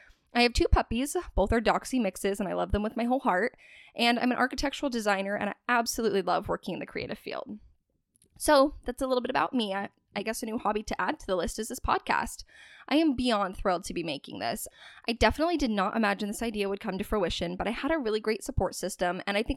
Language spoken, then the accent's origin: English; Spokane, Washington, United States; also born or lived in Camas, Washington / Pullman, Washington / Portland, Oregon; I was born and raised in the Pacific Northwest, having grown up in Spokane, Washington, and then moving to Camas, Washington, going back to school in Pullman, Washington, go Cougs, and now working in Portland, Oregon.